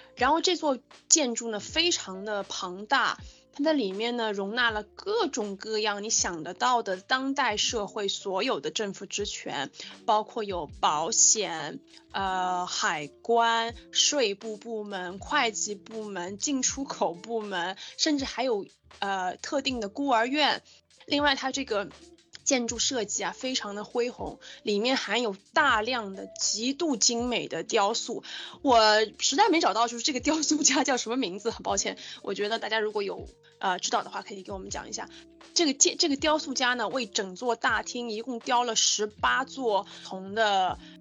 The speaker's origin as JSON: {"language": "Chinese", "country": "China", "said": "我们中国人"}